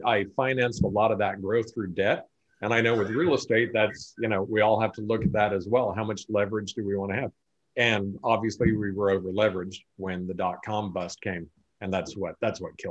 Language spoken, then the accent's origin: English; Sacramento, California, United States; also born or lived in France / Hawaii; live in Sacramento, California, born and raised here.